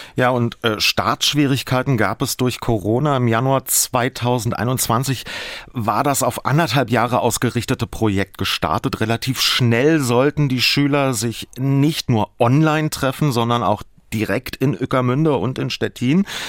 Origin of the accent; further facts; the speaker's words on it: Germany; ich als Deutscher wenigstens ein paar Worte auf Polnisch kann